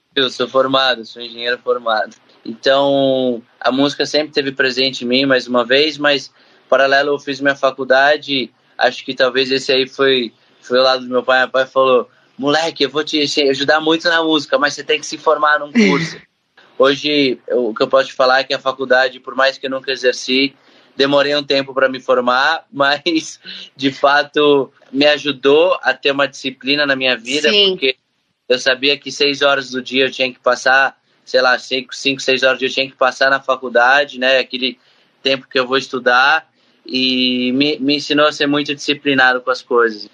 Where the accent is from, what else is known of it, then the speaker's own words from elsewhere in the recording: Brazil; eu, que vim do Brasil